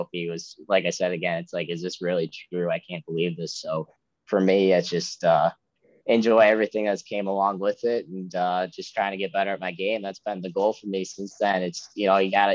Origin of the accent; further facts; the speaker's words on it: Ann Arbor, Michigan, United States; I'm actually from Ann Arbor area